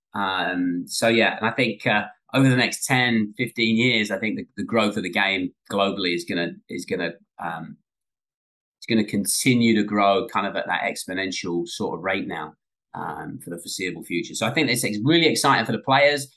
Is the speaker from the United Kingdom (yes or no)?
yes; England, United Kingdom; now in United States; Growing up in England